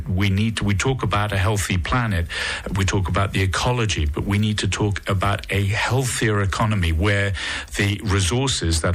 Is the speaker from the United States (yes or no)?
no; United Kingdom; now in Monaco; I've become Monegasque. I'm not sure if I can still be called British.